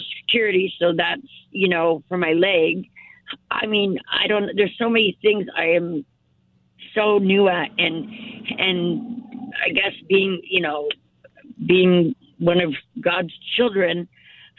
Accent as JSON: {"language": "English", "town": "Sun Valley", "region": "California", "country": "United States", "tie": "born or raised there", "moved": "yes", "said": "I was born in Sun Valley"}